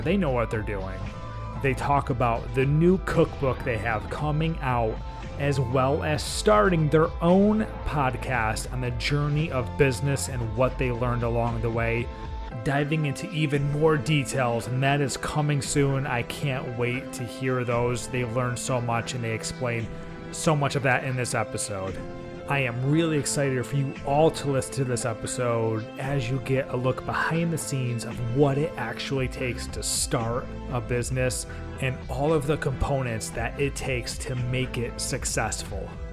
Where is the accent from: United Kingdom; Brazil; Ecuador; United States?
United States; Northeast; I grew up, I grew up in the Northeast